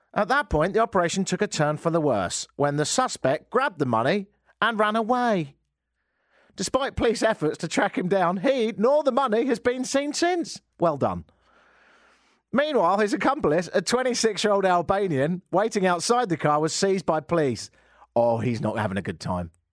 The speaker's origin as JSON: {"language": "English", "country": "United Kingdom", "moved": "yes", "lives_now": "Canada", "said": "me being British"}